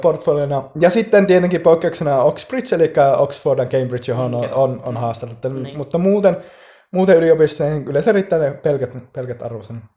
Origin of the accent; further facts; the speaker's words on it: Finland; moved away as an adult; now in Bristol, United Kingdom; mä kävin Suomessa aikanaan IP-lukion